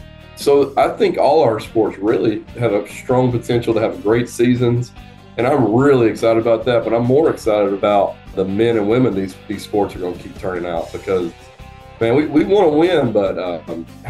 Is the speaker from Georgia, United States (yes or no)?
yes; North Georgia, United States; I grew up in North Georgia, which is a smaller area